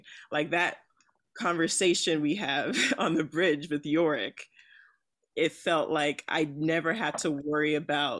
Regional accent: New Jersey, United States; also born or lived in outside Newark, New Jersey; now in Los Angeles, United States; I'm from New Jersey

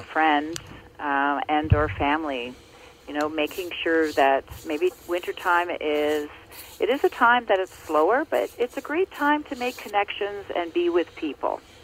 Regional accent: Ontario, Canada; also born or lived in Muskoka, Ontario; I grew up uh, in Ontario, and I now live in Muskoka, uh, in Ontario

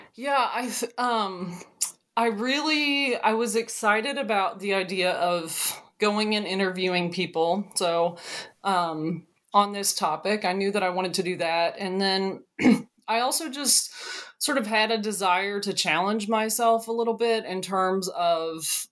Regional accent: Madison County, Kentucky, United States; I am from Kentucky. I'm from Madison County, sort of central Kentucky region

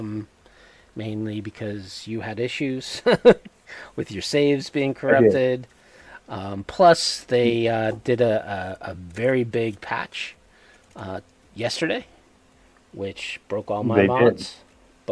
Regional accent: New England, United States; accent: New England; my New England accent

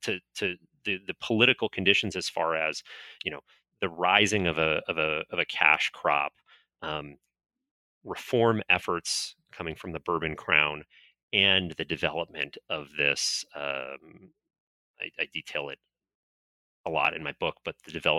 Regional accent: Florida, United States; I grew up in North Florida and, spent my teenage years playing around at the Castillo de San Marcos in St. Augustine.

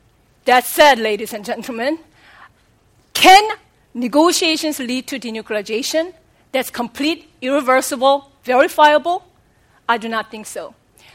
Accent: South Korea; moved away; as a child growing up in South Korea

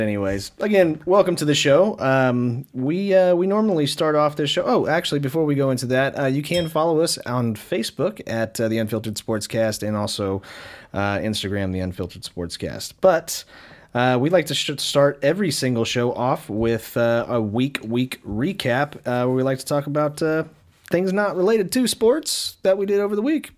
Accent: Wichita, Kansas, United States; we are from Wichita, Kansas

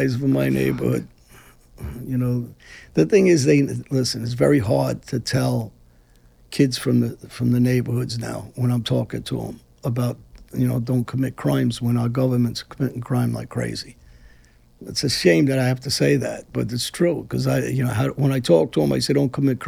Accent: New York City, New York, United States; I come from Brooklyn

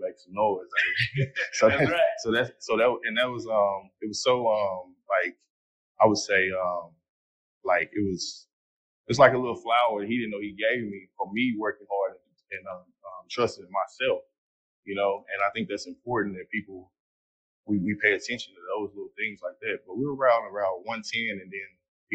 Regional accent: Fort Worth, Texas, United States; I'm from Fort Worth, Texas

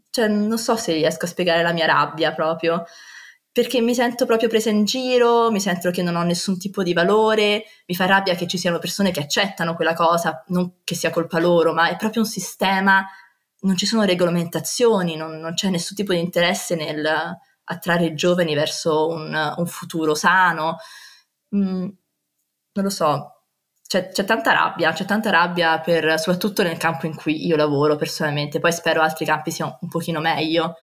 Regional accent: Rome, Lazio, Italy; moved away as an adult; now in Rotterdam, Netherlands; sono nata e cresciuta a Roma

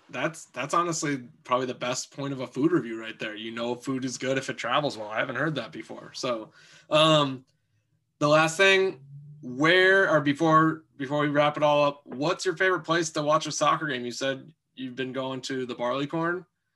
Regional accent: Omaha, Nebraska, United States; So flipping things a little bit, I'm born and raised in Omaha.

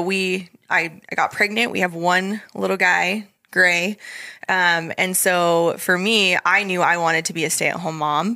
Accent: Idaho, United States; moved away as an adult; we come from Idaho

